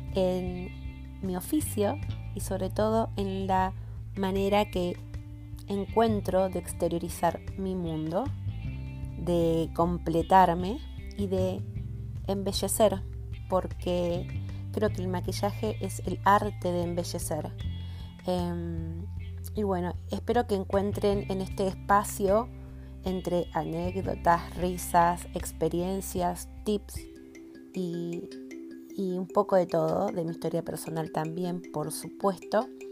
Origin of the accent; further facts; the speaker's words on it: Argentina; soy argentina